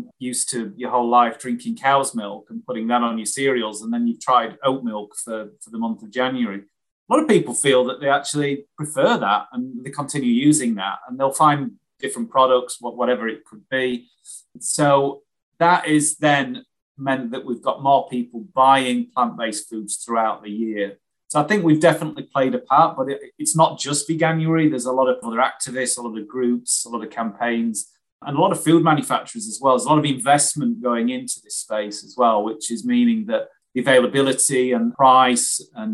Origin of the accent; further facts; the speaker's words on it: Wakefield, Yorkshire and the Humber, United Kingdom; I grew up in Wakefield in West Yorkshire